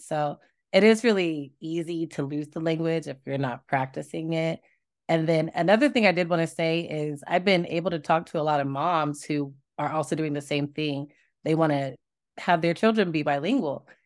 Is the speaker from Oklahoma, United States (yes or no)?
yes; Tulsa, Oklahoma, United States; I'm from Tulsa